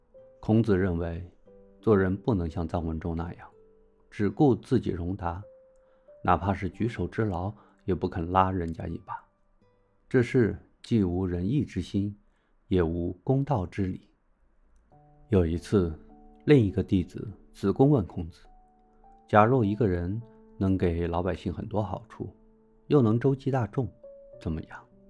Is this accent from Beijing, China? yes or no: yes; Beijing, China; moved away as an adult; 我作为一个中国人，从北京这块土地长大的中国人，在五千年文化养育下的中国人